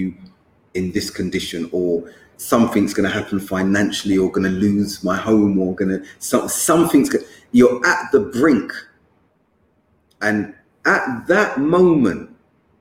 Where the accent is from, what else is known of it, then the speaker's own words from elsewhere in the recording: London, United Kingdom; moved away; I'm from London